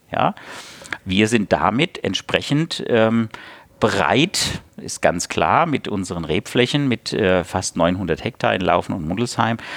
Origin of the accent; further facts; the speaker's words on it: Hesse, Germany; moved away; also born or lived in Lauffen am Neckar, Baden-Württemberg; ich bin Hesse von Geburt